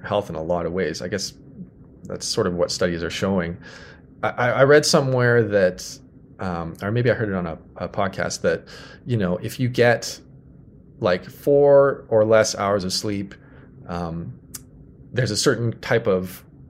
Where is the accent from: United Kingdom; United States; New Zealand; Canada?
Canada; Saskatoon, Saskatchewan; Nutana is the neighborhood I grew up in Saskatoon